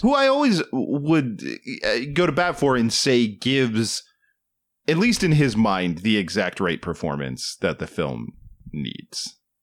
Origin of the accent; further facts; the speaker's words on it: East Coast, United States; moved away; I am from the East Coast